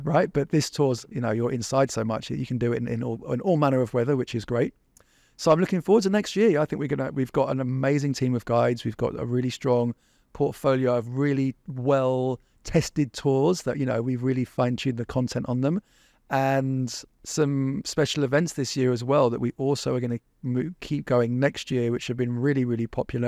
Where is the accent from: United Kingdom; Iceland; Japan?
United Kingdom; England; now in Vancouver, Canada; I grew up in England. I didn't grow up here.